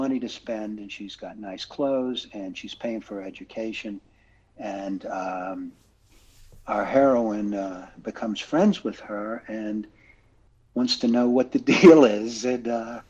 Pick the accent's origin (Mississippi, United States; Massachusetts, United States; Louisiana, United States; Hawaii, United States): Louisiana, United States; I grew up in Louisiana, and I lived in the Cajun country for a while when I went to graduate school